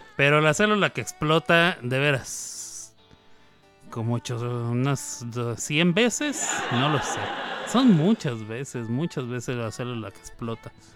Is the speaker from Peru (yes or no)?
no; Chihuahua, Mexico; now in Oklahoma, United States; somos de Chihuahua